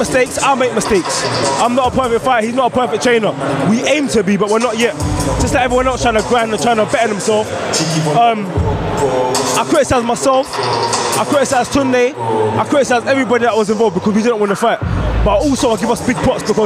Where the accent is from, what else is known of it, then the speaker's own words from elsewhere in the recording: England, United Kingdom; right now I'm living in a country, I'm living in England. I was born in England, so I was born with opportunity